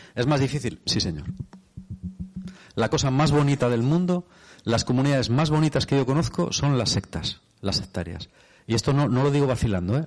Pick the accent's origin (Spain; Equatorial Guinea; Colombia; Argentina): Spain; soy de España